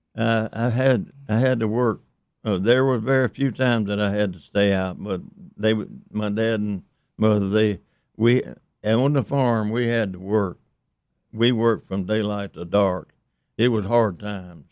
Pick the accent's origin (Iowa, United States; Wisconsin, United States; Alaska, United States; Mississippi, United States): Mississippi, United States; also born or lived in East Carroll Parish, Louisiana; I grew up actually in Mississippi with the Jacksons